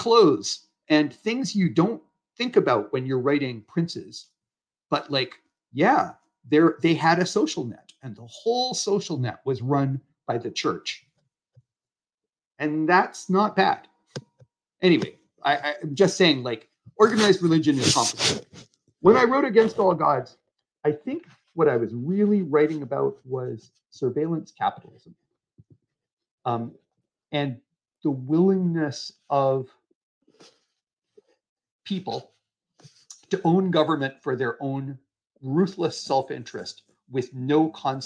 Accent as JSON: {"language": "English", "country": "United States", "moved": "as an adult", "lives_now": "Canada", "said": "I spent a few years of my life putting my life on the line for my country"}